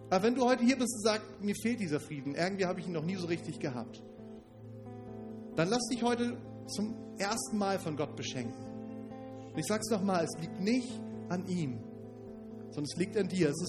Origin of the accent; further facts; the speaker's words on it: Northern Germany, Germany; Stellt, fällt mir schwer, das vorzustellen, gerade als Norddeutscher. Hier sind die Hügel sowieso ein bisschen rar.